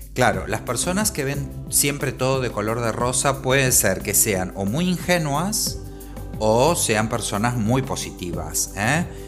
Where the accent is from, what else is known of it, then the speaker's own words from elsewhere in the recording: Argentina; moved away as an adult; now in Spain; soy argentino, aunque vivo en España desde hace varios años